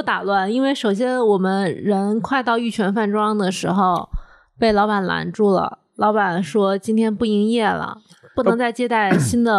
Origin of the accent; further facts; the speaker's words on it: southern China, China; now in Beijing, China; 我作为一个南方人